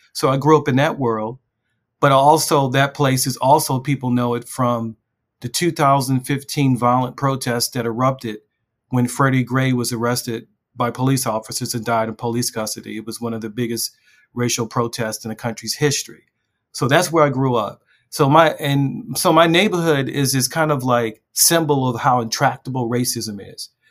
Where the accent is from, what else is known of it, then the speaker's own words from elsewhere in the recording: Baltimore, Maryland, United States; I grew up in a, a very infamous neighborhood in West Baltimore